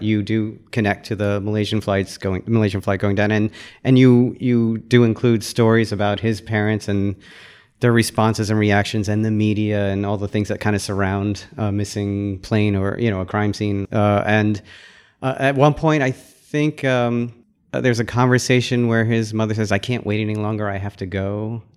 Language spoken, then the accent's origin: English; Deltona, Florida, United States; I grew up in North Florida.